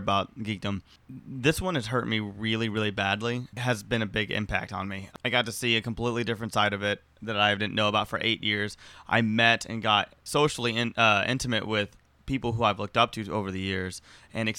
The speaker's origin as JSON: {"language": "English", "region": "Texas", "country": "United States", "moved": "as an adult", "said": "I'm from Texas. I was able just to leave and I turned 18 and go, bye. I come out here."}